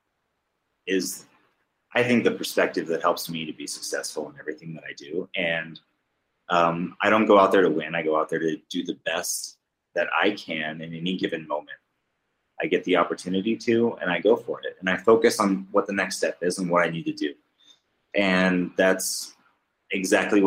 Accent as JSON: {"language": "English", "region": "Alaska", "country": "United States", "said": "I'm from the United States"}